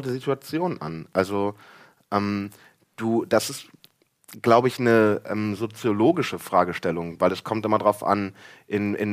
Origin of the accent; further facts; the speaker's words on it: Germany; Also ich bin halt Friese eigentlich, ne?